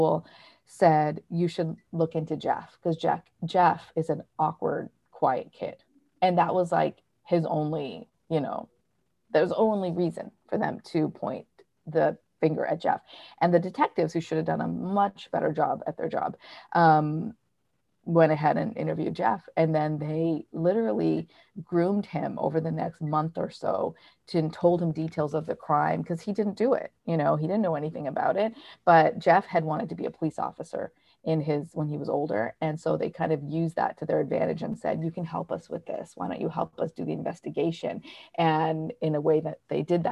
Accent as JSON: {"language": "English", "country": "Canada", "moved": "yes", "lives_now": "New York, United States", "said": "I live in New York and I'm from Canada"}